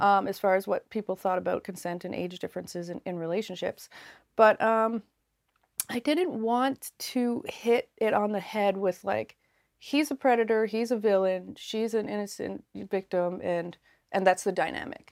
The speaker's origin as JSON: {"language": "English", "town": "Yarmouth", "region": "Nova Scotia", "country": "Canada", "tie": "born or raised there", "also_born_or_lived": "Labrador", "said": "I grew up in Yarmouth, Nova Scotia"}